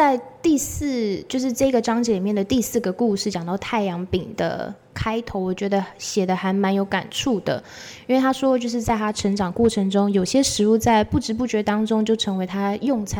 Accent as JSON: {"language": "Chinese", "region": "Taichung", "country": "Taiwan", "said": "我台中人，"}